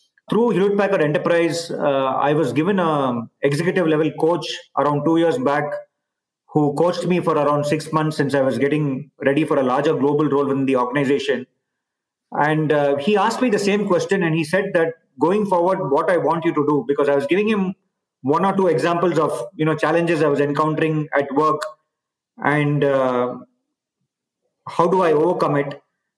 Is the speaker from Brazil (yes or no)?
no; India; growing up in India, we are all taught to respect and we learn a lot about Mahatma Gandhi.